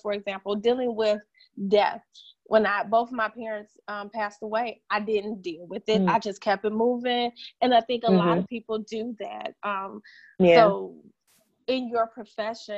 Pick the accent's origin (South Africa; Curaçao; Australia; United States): United States; Michigan; now in the South, United States; I'm originally from Michigan